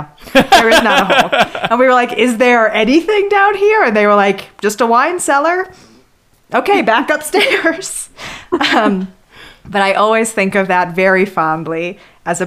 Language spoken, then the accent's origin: English; Northern Virginia, United States; I grew up in Northern Virginia near Mount Vernon